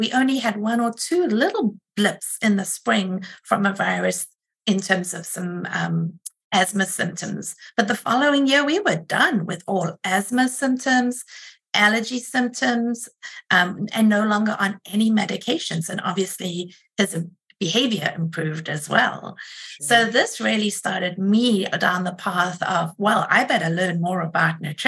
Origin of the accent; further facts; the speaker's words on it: South Africa; moved away as an adult; also born or lived in Rochester, United States; now in United States; I am originally from South Africa and have been here for about 26 years